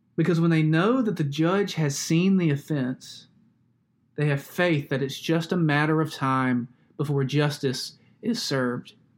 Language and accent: English; Alabama, United States; Growing up in Alabama